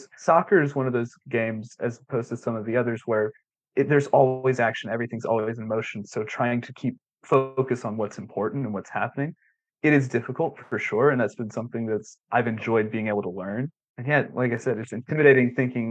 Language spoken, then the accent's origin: English; Grenada, Mississippi, United States; moved away as an adult; now in Knoxville, United States; I'm originally from Grenada, Mississippi